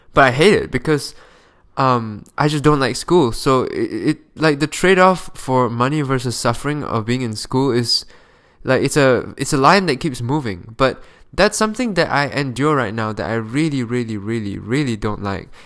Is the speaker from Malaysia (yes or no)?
yes; Malaysia; moved away; I'm from Malaysia